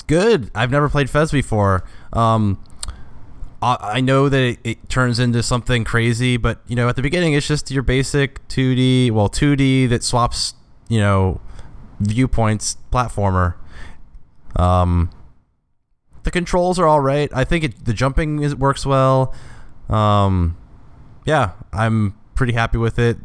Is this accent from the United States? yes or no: yes; Cincinnati, Ohio, United States; moved away; also born or lived in Indiana; I'm from Cincinnati and, like, I've lived in Indiana